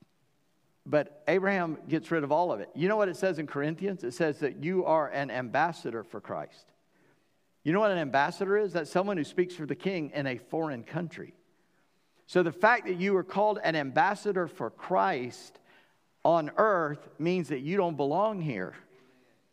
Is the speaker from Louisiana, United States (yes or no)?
no; North Charleston, South Carolina, United States; I grew up in North Charleston, the stepchild of Charleston